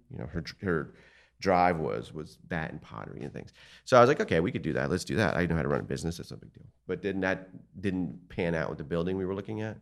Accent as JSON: {"language": "English", "town": "Martins Creek", "region": "Pennsylvania", "country": "United States", "tie": "born or raised there", "also_born_or_lived": "Passaic, New Jersey", "said": "I grew up in Martin's Creek"}